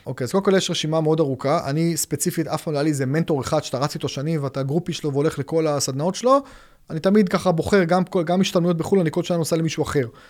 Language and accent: Hebrew; Haifa, Haifa District, Israel; באתי עם ההורים שלי בחיפה, אני במקור חיפאי